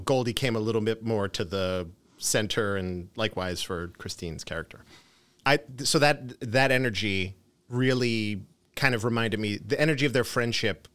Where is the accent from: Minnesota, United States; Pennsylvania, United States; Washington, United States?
Pennsylvania, United States; Philadelphia; I grew up in Philadelphia